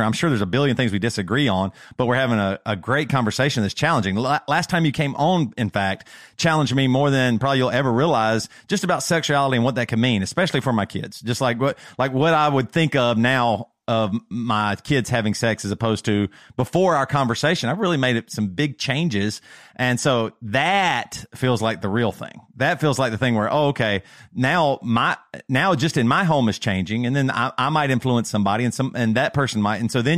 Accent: South Carolina, United States; moved away as an adult; also born or lived in Seattle; we grew up in South Carolina.

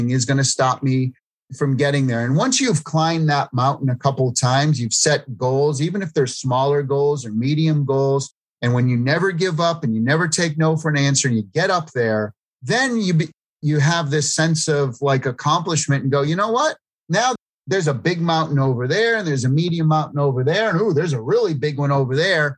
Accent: East Coast, United States; East Coast Italian, growing up in the East Coast

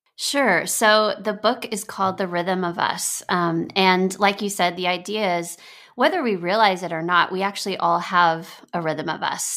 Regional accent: Texas, United States; moved away as an adult; now in Nashville, United States; I grew up in Texas

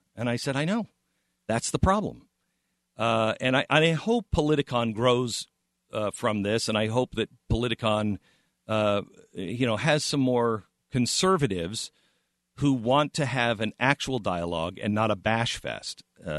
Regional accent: Pacific Northwest, United States; And I've always wanted to live in California. I grew up in the Pacific Northwest.

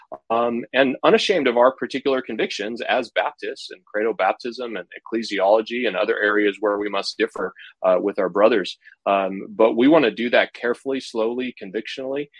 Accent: California, United States; you can tell from my accent that I'm from California, or as I like to say, left side of the map, right side of the country. I grew up here

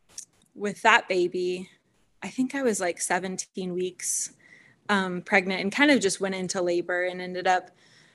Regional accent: Kansas City, United States; I grew up in Kansas City

